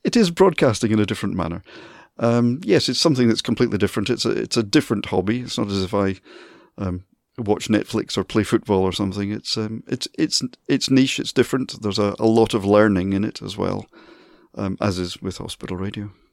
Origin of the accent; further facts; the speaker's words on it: Dundee, Scotland, United Kingdom; moved away as an adult; now in Manchester, United Kingdom; Dundee, my hometown